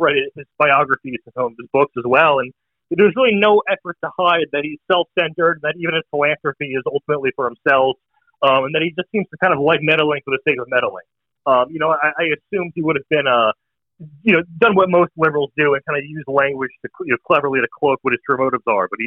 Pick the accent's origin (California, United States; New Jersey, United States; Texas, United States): New Jersey, United States; Uh, New Jersey.